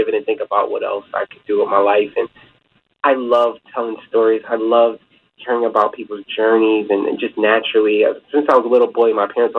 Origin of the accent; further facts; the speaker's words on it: Sicklerville, New Jersey, United States; moved away; also born or lived in West Chester, Pennsylvania; I grew up in Sickleville, New Jersey, South Jersey, not too far from Philadelphia